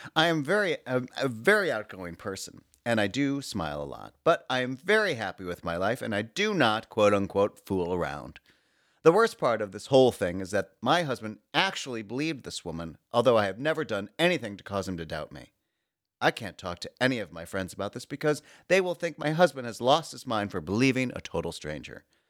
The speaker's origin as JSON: {"language": "English", "town": "Oak Park", "region": "Illinois", "country": "United States", "tie": "born or raised there", "moved": "yes", "said": "my hometown of Oak Park, Illinois"}